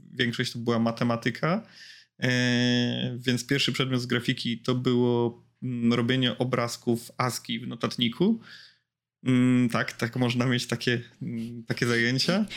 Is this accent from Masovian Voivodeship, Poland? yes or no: no; Łódź, Łódź Voivodeship, Poland; bo jestem z Łodzi